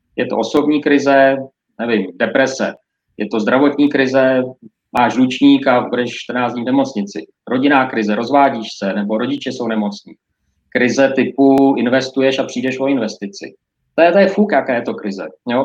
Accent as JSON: {"language": "Czech", "country": "Czechia"}